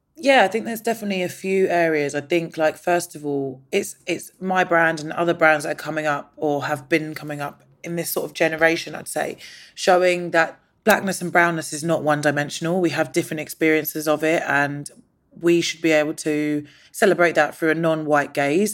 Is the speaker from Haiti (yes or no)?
no; London, United Kingdom; I was born in London, but my mum's Indian and my dad's Nigerian and my stepdad is Jamaican.